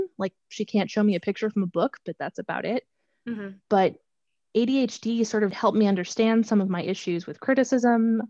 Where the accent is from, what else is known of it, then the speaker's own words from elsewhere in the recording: Minnesota, United States; moved away; I come from the state where the Juicy Lucy, the cheeseburger with the cheese on the inside, was invented in Minnesota